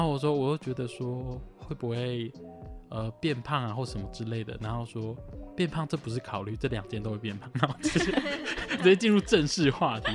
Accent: Tainan, Taiwan; moved away; also born or lived in Hualien; 因为我是台南人，我从台南坐来花莲

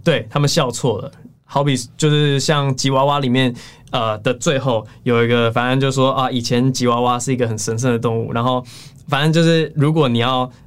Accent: United States; now in Taiwan; 我小时候在美国长大，然后现在回台湾嘛

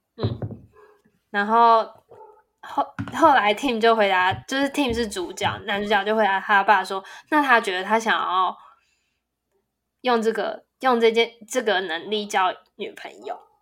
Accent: Taipei, Taiwan; moved away as an adult; now in Taichung, Taiwan; 从我有记忆以来到，就是大学毕业以前，我几乎，就是我就是没有离开过台北市

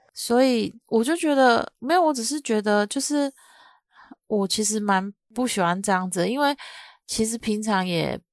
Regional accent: southern Taiwan, Taiwan; 我嗯。是南部人，然后我妈妈的娘家在中部

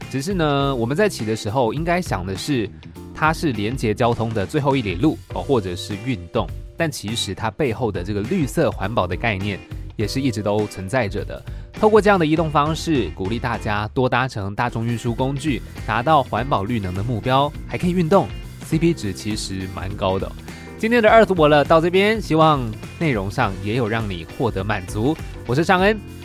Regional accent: Taichung, central Taiwan, Taiwan; moved away as an adult; also born or lived in Taipei; 其实我是中部人

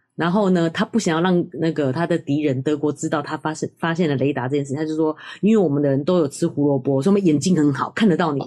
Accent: Taiwan; 我们台湾人

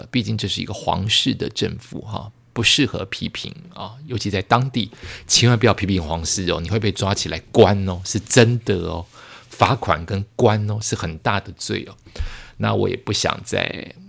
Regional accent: Bangkok, Thailand; 然后曼谷固定的气味回来了，就是我的家乡的味道回来了

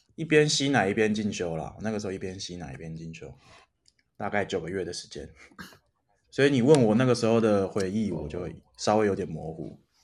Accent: Taiwan; also born or lived in United States; 我会说我就是哦台湾人，different from China

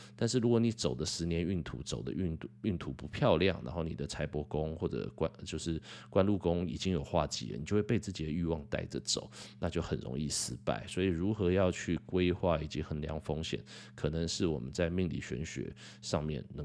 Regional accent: Taiwan; 我很庆幸我是生在台湾啦

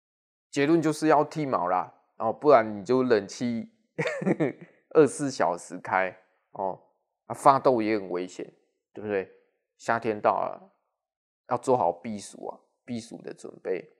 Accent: Taichung, Taiwan; accent: Taichung; 尤其是我呐要讲台语，应该听有。哦，我是标准的台中腔啦，对不对？

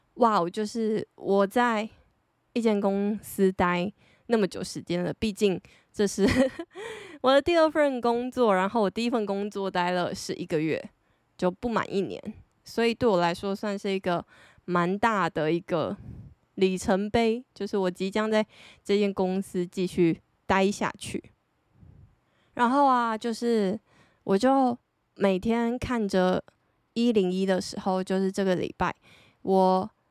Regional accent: Taiwan; 身为台湾人

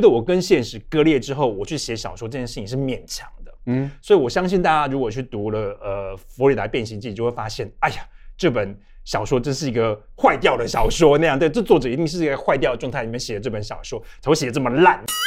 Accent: Yongjing, Changhua County, Taiwan; moved away as an adult; also born or lived in Taipei, Taiwan; now in Berlin, Germany; 我的家乡叫彰化县永靖乡

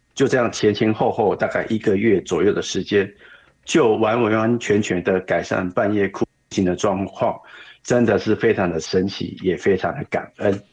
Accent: Kaohsiung, Taiwan; 我是来自台湾高雄的

